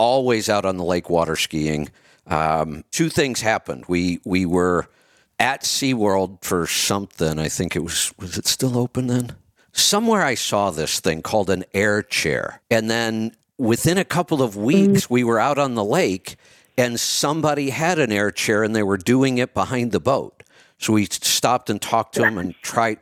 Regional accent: Northeast Ohio, United States; I grew up in Northeast Ohio

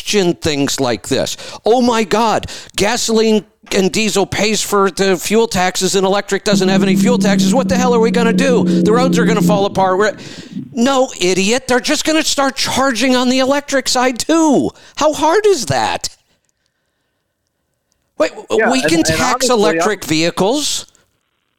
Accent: Ohio, United States; I grew up in Ohio, right near Pennsylvania

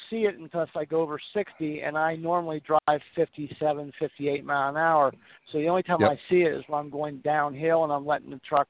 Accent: Georgia, United States; I am from Georgia, but I'm up in Pennsylvania right now.

